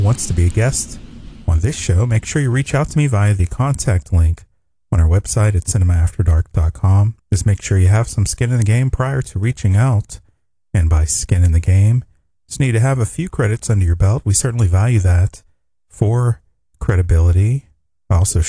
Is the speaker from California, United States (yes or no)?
no; Pittsburgh, Pennsylvania, United States; I'm from Pittsburgh